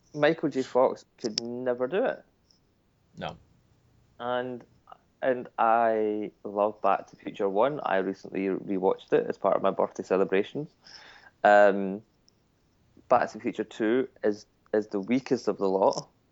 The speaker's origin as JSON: {"language": "English", "country": "United Kingdom", "said": "we're British"}